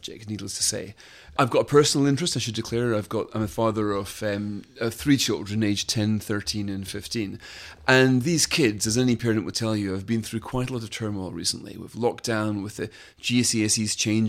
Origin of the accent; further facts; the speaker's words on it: Scotland, United Kingdom; moved away; I am a Scot, and I went to a Scottish school, and I did five hires